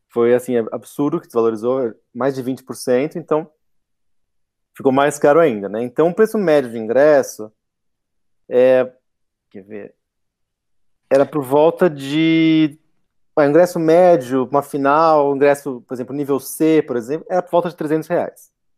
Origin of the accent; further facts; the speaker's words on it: Brazil; mesmo sendo brasileiro